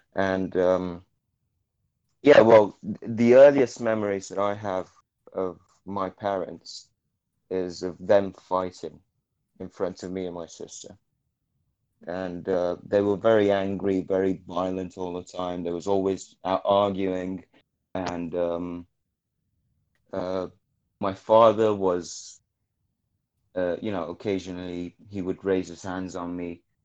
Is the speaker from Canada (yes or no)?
no; Naples, Campania, Italy; I'm from Naples